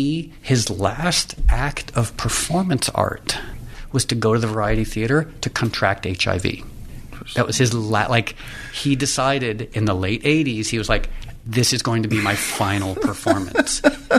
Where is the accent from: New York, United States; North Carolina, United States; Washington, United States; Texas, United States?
New York, United States; New York City; moved away as an adult; now in Los Angeles, United States; I was born in Harlem in 1965, and I thought I would live in New York forever.